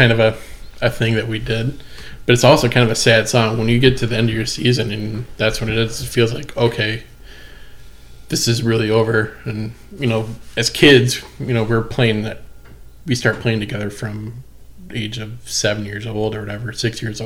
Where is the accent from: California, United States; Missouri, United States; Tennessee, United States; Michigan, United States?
Michigan, United States; Montrose; also born or lived in Grand Rapids, Michigan; growing up in Montrose, like, you know, it's a very conservative town.